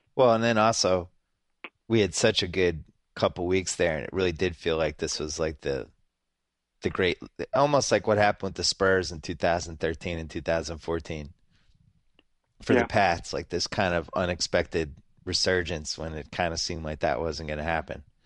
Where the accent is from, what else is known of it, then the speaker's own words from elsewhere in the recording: Massachusetts, United States; I was growing up in Massachusetts